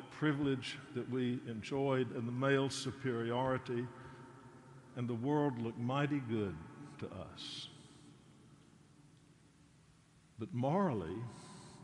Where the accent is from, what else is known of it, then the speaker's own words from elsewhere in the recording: North Carolina, United States; my hometown in North Carolina